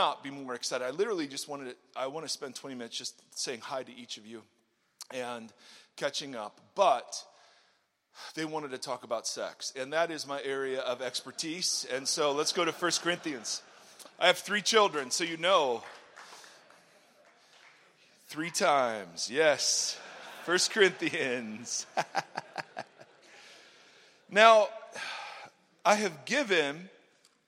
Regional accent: Ohio, United States; moved away as an adult; also born or lived in California; I grew up in Ohio, came out here because of Eric Hurd

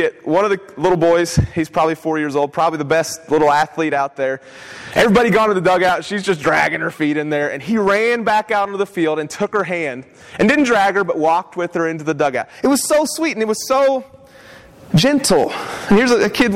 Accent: West Virginia, United States; now in Savannah, United States; we're from West Virginia

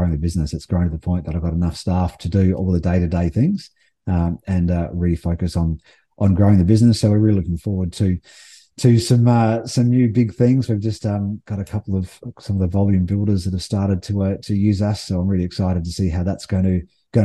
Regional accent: Adelaide, South Australia, Australia; moved away; also born or lived in Melbourne / Sydney; I'm from Adelaide originally, and I've lived in Adelaide, Melbourne, and Sydney

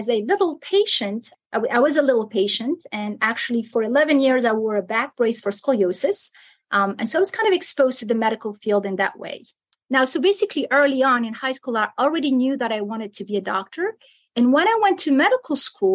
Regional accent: Algiers, Algiers Province, Algeria; English is a second language; moved away as an adult; also born or lived in Milan, Italy; now in Kentucky, United States; I was born in Algiers, and I grew up partly in Algeria and partly in Italy.

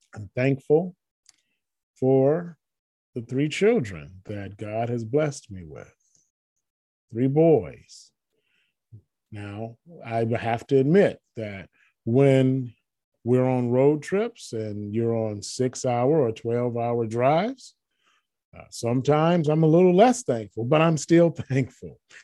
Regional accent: Michigan, United States; moved away; michigan where i'm from where i grew up i don't live there now that's my home state

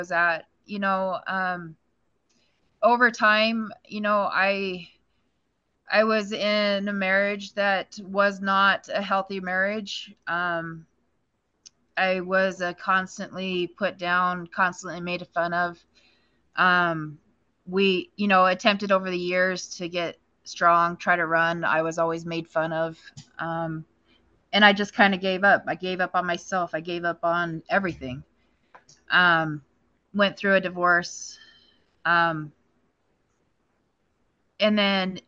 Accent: Powell, Wyoming, United States; I live in Powell, Wyoming. I've been here in Powell since I was a freshman in high school. You know, this is my hometown. This is where I'm from.

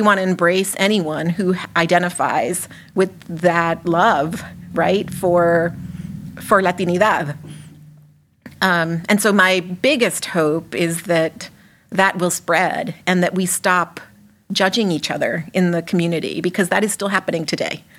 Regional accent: Mexico; moved away as an adult; also born or lived in Massachusetts, United States; now in Worcester, United States; I'm an immigrant from Mexico. I did not come here until I was an adult, although I spent a little bit of my childhood here, but then I went back

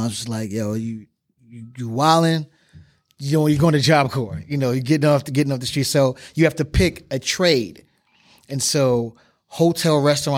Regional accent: New York City, New York, United States; I grew up in the Bronx

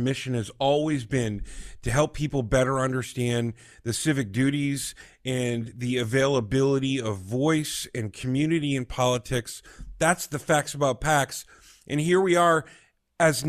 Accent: Washington, District of Columbia, United States; growing up in Washington, D.C., as I had the privilege to do, Mark, I was one of those local young people

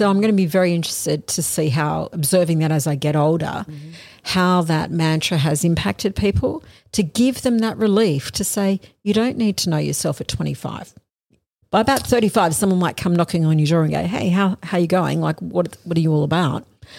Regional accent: Australia; I am an Australian lawyer.

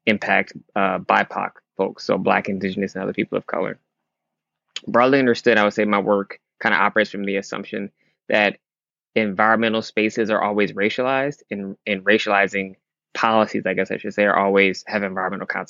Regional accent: Michigan, United States; he left the South and moved to Michigan, and that's where I was born

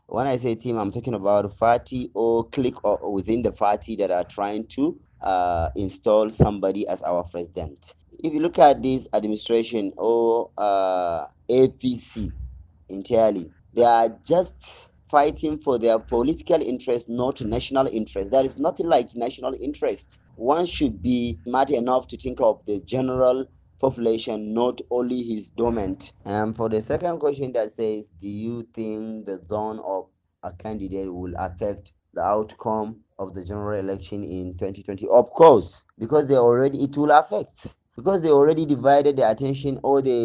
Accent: Nigeria; I see myself as Nigerian

